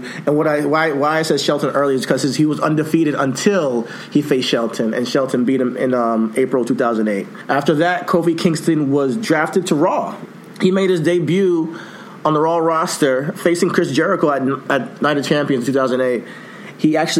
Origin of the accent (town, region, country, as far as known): Nigeria